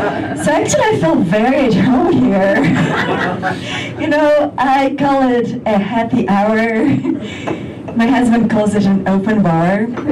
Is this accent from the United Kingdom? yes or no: no; Russia; English is a second language; moved away; English is my third language